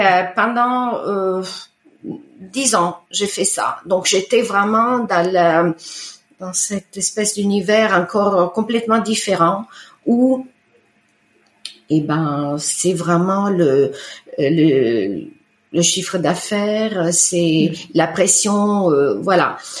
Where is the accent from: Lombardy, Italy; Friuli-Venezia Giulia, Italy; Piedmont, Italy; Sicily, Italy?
Lombardy, Italy; Bellano; first language Italian; French is a second language; now in France; j'ai grandi en Italie, j'ai grandi sur le rive du lac de Com, euh, la, la, la, côte orientale.